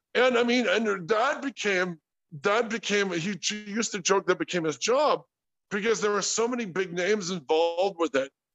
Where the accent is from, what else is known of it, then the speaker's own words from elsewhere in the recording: Sterling Heights, Michigan, United States; moved away; also born or lived in California; We're we're big Polish, Irish, Scotch Irish family out of Michigan. You know we're we're from Sterling Heights